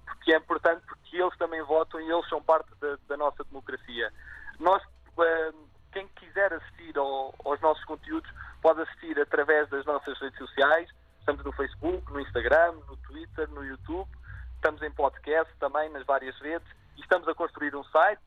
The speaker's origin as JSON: {"language": "Portuguese", "region": "Azores", "country": "Portugal", "tie": "born or raised there", "moved": "yes", "lives_now": "Lisbon, Portugal", "said": "nasci nos Açores, estudei no Colégio Militar"}